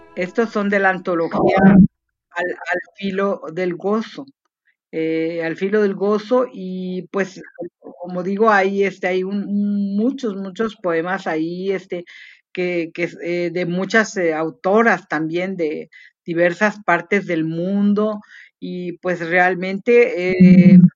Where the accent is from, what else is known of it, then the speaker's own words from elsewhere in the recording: Chiapas, Mexico; Puerto Arista es una playa aquí chiapaneca para recordar un poco también eh, algo de mi tierra